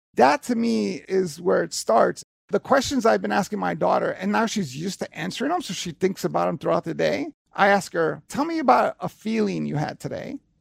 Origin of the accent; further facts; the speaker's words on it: New York City, New York, United States; I grew up in Hell's Kitchen, New York from the seventies and eighties